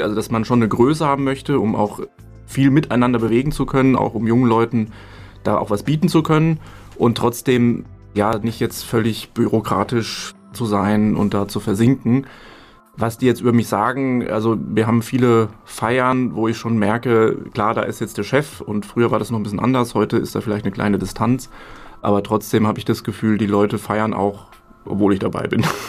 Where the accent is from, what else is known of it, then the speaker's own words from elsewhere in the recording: Hesse, Germany; also born or lived in Berlin; Mutter aus Nordrhein-Westfalen, Vater aus Bayern, aufgewachsen in Hessen